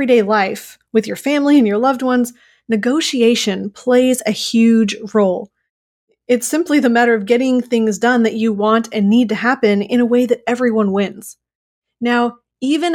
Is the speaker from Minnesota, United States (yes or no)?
yes; Minnesota, United States; I'm from Minnesota